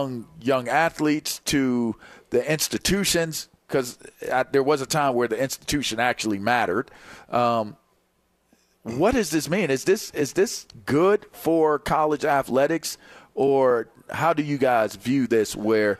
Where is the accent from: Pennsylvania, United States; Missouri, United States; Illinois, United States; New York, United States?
Pennsylvania, United States; Pittsburgh; growing up in Pittsburgh